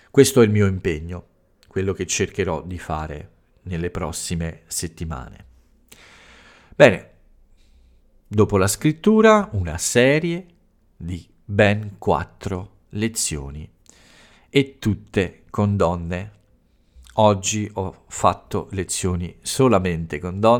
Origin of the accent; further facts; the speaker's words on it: Italy; ho parlato un po' delle origini e di alcuni fatti più importanti accaduti nel mio paese, alcuni momenti importanti eh, nella eh, lotta per i diritti eh, delle donne nel, eh, in Italia.